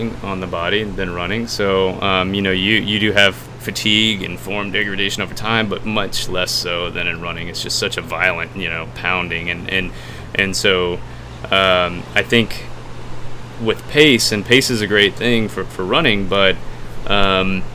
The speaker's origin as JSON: {"language": "English", "region": "Texas", "country": "United States", "said": "I'm from Texas"}